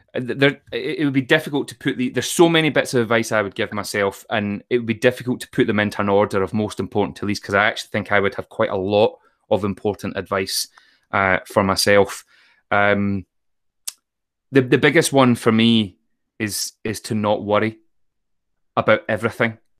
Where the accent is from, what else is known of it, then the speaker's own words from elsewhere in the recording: Troon, Scotland, United Kingdom; I grew up in Troon in Ayrshire